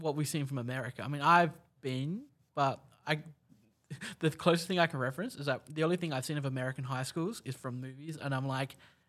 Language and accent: English; Australia; as an Australian